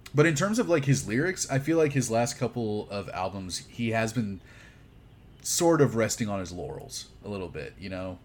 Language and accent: English; Houston, Texas, United States; I grew up in Houston